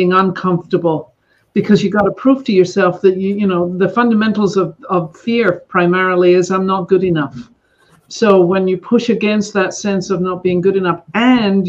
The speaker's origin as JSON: {"language": "English", "region": "Scotland", "country": "United Kingdom", "tie": "born or raised there", "moved": "yes", "lives_now": "Northern California, United States", "said": "I grew up in Scotland."}